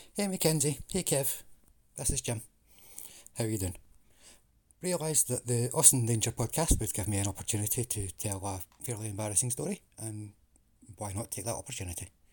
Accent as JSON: {"language": "English", "region": "Scotland", "country": "United Kingdom", "also_born_or_lived": "England", "accent": "Scottish", "said": "I'm Scottish"}